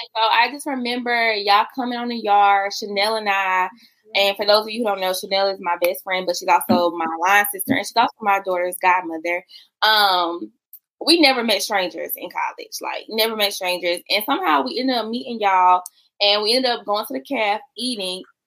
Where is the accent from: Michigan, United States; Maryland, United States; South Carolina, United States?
South Carolina, United States; I'm from South Carolina, child. So how I say mother it's gonna sound real different than how you say